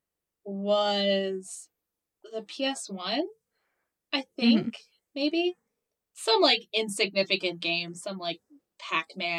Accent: Morocco; moved away; also born or lived in East Coast, United States; I grew up between two countries. So I grew up on the East Coast of mm-hmm. the U.S. and moved when I was 9 years old to Morocco, because that's where my parents are from

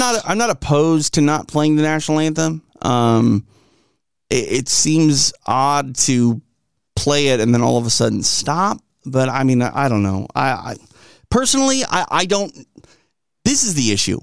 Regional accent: Midwest, United States; accent: Midwest; I'm from the Midwest, and if I don't watch certain words, I'll, I'll say, uh, roof instead of roof.

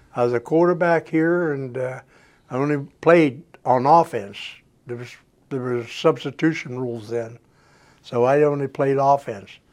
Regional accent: St. Clairsville, Ohio, United States; moved away as an adult; also born or lived in Chattanooga, Tennessee; St. Clairsville, Ohio. Actually, a little town from St. Clairsville called Fairpoint was a coal mining town. And I went to school in St. Clairsville

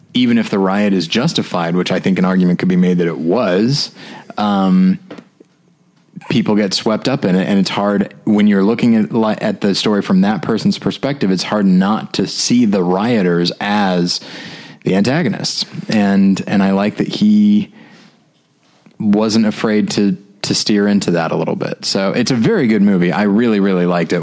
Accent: the South, United States; accent: Southern; my Southern accent

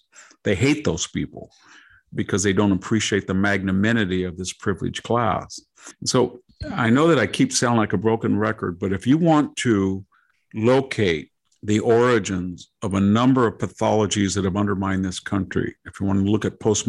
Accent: Selma, Alabama, United States; I can remember talking to a guy and I said, well, you know, I was from Selma.

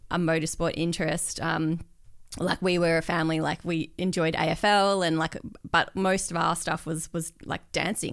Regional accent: Perth, Western Australia, Australia; moved away as an adult; I grew up in Perth

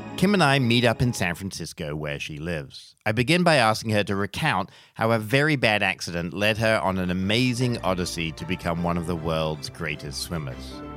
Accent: England, United Kingdom; I grew up in England, never having learned how to swim

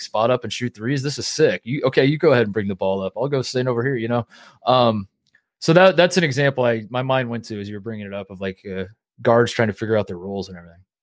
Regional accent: Indiana, United States; moved away; also born or lived in Ohio; as a kid, you know, growing up in Indiana in a divided house

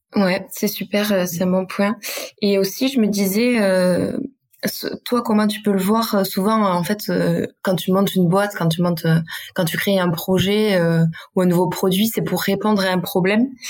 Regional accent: Basque Country, Nouvelle-Aquitaine, France; accent: Basque; je viens du Pays Basque. Peut-être que ça va mmh. s'entendre dans mon accent

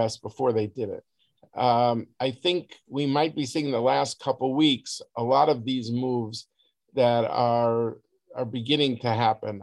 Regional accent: United States; as an American

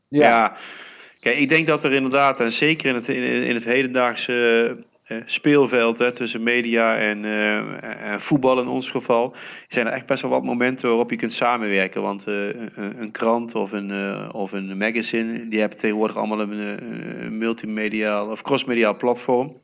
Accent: Heeze, North Brabant, Netherlands; ik kom hier wel uit de regio. Hè. Ik kom uit Hezen, een dorpje hier vlakbij. En, eh, dus ik ben opgegroeid in PSV-land

